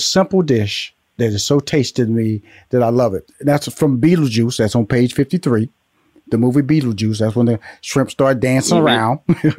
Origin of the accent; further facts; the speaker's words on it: Houston, Texas, United States; also born or lived in Louisiana, United States; I'm from Houston, Texas, by way of Louisiana.